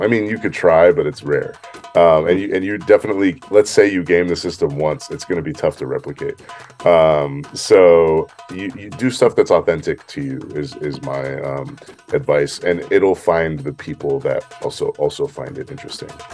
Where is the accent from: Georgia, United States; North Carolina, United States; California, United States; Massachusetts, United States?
California, United States; San Francisco; now in Los Angeles, United States; I'm from San Francisco